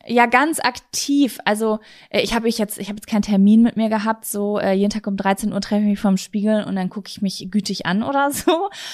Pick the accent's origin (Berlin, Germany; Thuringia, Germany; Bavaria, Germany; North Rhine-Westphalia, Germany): North Rhine-Westphalia, Germany; Bei uns in Ostwestfalen